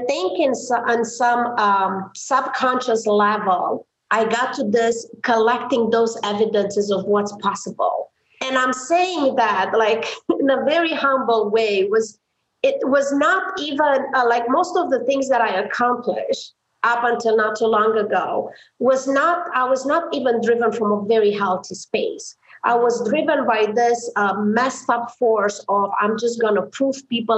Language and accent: English; Transylvania, Romania; English is a second language; moved away as an adult; also born or lived in New Zealand; now in United States; growing up in Romania, not a lot of people know what Romania is, but I like to say, you know, I'm from Transylvania